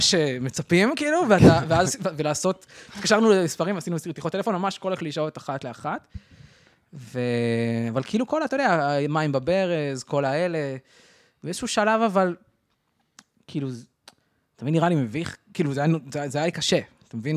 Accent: Arad, Southern District, Israel; גדלתי בערד

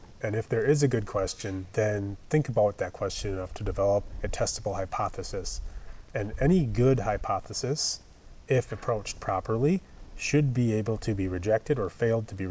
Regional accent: Wisconsin, United States; moved away; I'm from Wisconsin.

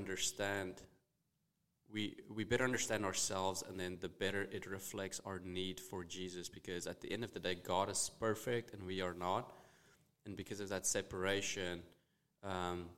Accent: Bloemfontein, Free State, South Africa; first language Afrikaans; English is a second language; moved away as an adult; also born or lived in Jonesboro, Arkansas; now in United States; Started playing rugby at the age of 6 in South Africa

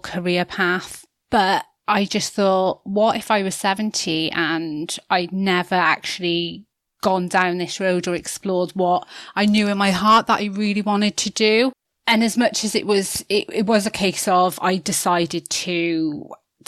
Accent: Newport, Wales, United Kingdom; I grew up in Newport in South Wales.

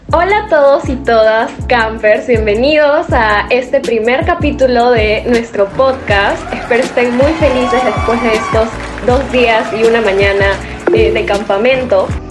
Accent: Lima, Peru; soy de Lima, Perú

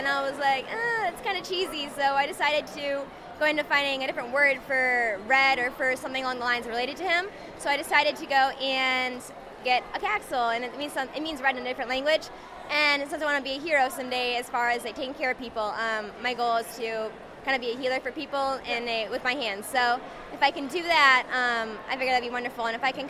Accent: Michigan, United States; moved away as an adult; now in Florida, United States; I'm actually from Michigan.

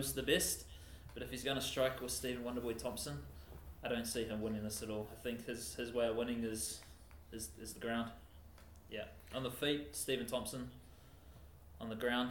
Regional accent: New Zealand; being a New Zealander

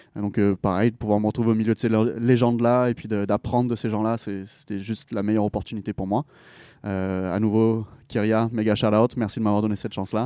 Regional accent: Pélissanne, Provence-Alpes-Côte d'Azur, France; moved away as an adult; also born or lived in United States; now in Montreal, Canada; Je viens d'un petit village qui s'appelle Pélissane.

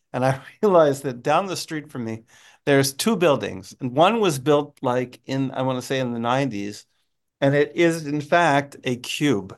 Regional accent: United States; being an American

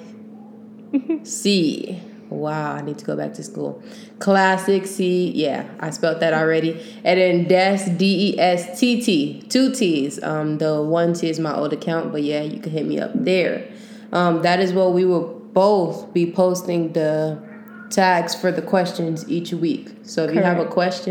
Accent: Long Beach, California, United States; now in San Francisco Bay Area, United States; I'm originally from Long Beach, but I moved down to the Bay for a little

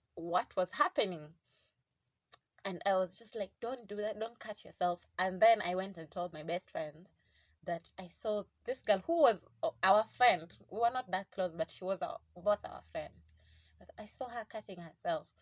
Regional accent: South Coast, Kwale County, Kenya; I grew up in South Coast

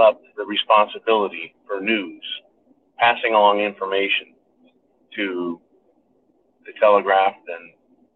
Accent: United States; being an American.

